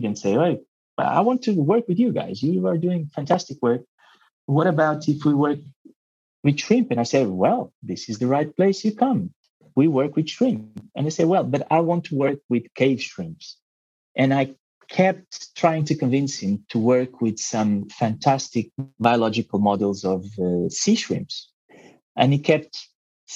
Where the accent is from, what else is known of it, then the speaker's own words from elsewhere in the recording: Mozambique; English is a second language; also born or lived in Portugal; now in Mexico; English is not my first language. I was born in Mozambique and eventually moved to Portugal